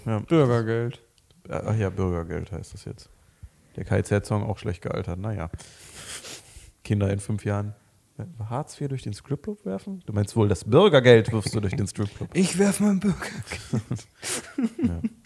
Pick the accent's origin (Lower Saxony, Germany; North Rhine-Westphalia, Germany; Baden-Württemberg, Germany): North Rhine-Westphalia, Germany; Mönchengladbach; wir kommen beide aus Mönchengladbach